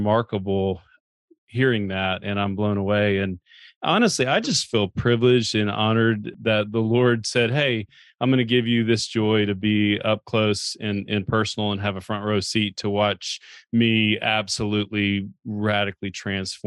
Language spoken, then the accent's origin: English; Chattanooga, Tennessee, United States; I had grown up actually going to church. You know, I'm from Chattanooga, and had grown up going to church every, you know, Sunday morning